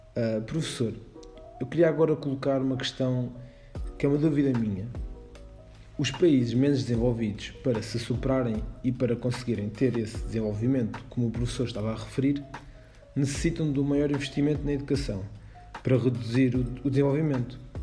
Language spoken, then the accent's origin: Portuguese; Portugal; nós que somos cá de Portugal